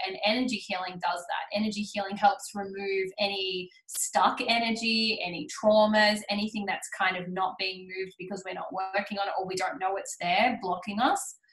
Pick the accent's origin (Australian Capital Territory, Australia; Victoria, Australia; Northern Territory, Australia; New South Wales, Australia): New South Wales, Australia; Sydney; moved away as an adult; now in Queensland, Australia; I grew up in Sydney